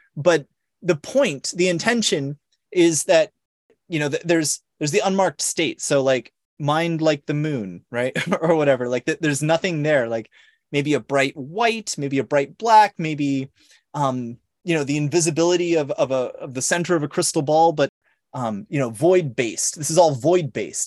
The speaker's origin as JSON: {"language": "English", "area": "Long Island", "region": "New York", "country": "United States", "tie": "born or raised there", "also_born_or_lived": "San Diego", "said": "Saint Joseph's University here in my hometown out here in, in Long Island."}